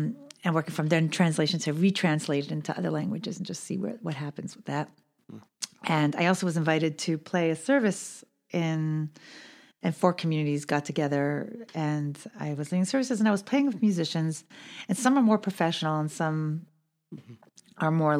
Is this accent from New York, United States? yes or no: yes; New York City, New York, United States; I grew up in Borough Park.